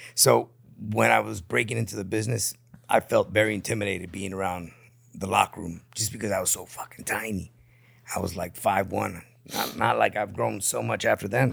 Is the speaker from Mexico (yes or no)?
yes; Tijuana, Baja California, Mexico; also born or lived in San Diego; grew up in Tijuana.